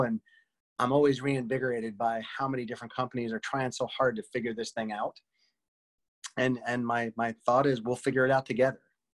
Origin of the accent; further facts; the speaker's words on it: Northeast, United States; moved away as an adult; I came from the Northeast where it's super tense and super aggressive.